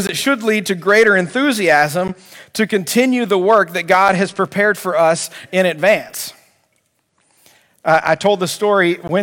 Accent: Albany, Georgia, United States; I grew up at Sherwood Baptist Church in Albany, Georgia

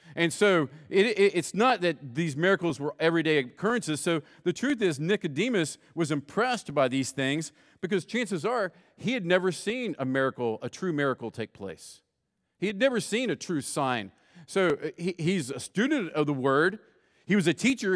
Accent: West Virginia, United States; I grew up in West Virginia

